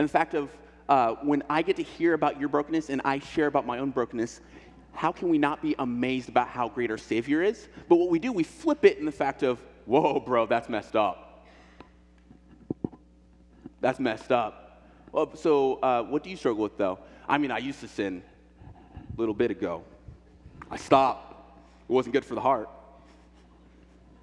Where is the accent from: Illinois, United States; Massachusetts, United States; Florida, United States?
Illinois, United States; now in Portland, United States; I'm from Illinois, I'm from a pig farm